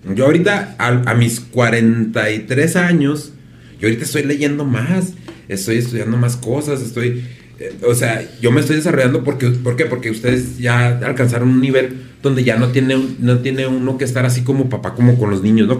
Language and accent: Spanish; Mexico; como mexicanos